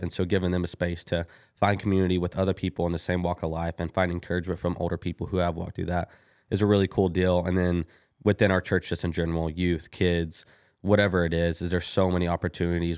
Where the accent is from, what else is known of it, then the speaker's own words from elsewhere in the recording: Kilgore, Texas, United States; now in Bryan, United States; I am from Kilgore, Texas, a little bitty East Texas old town